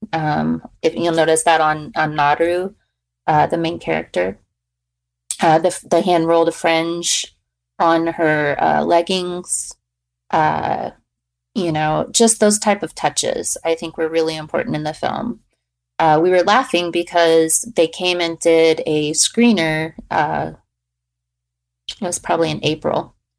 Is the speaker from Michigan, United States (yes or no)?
no; Fort Worth, Texas, United States; now in Lawton, United States; I grew up in Fort Worth, uh, which is only two, two hours away